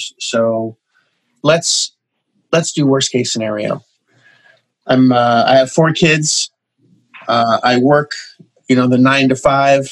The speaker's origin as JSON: {"language": "English", "country": "Canada", "said": "I'm Canadian"}